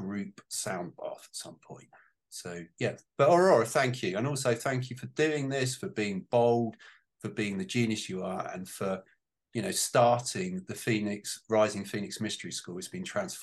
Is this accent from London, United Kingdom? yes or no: no; Portsmouth, South East England, United Kingdom; I was born in Portsmouth.